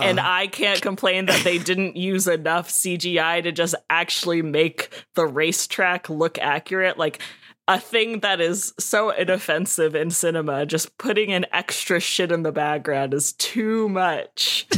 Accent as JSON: {"language": "English", "town": "Savannah", "region": "Georgia", "country": "United States", "said": "I'm from Savannah"}